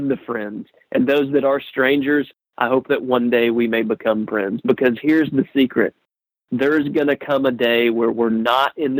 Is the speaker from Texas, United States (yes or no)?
yes; Texas, United States; I'm a redneck from Texas